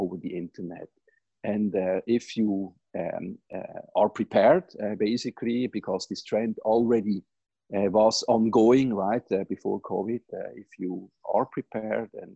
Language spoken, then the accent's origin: English; Switzerland; moved away as an adult; now in United States; as you most probably can recognize from my accent, I grew up in Switzerland, not here in the US